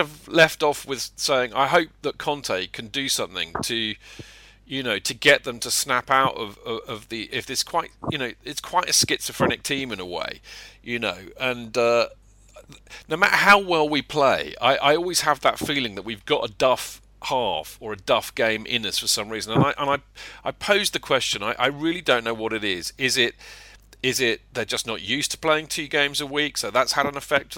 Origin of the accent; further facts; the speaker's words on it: England, United Kingdom; we're English